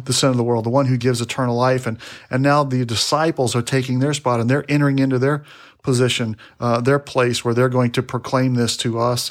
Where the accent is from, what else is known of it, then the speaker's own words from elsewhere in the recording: Texas, United States; we're from Texas. You know, we're down here in Texas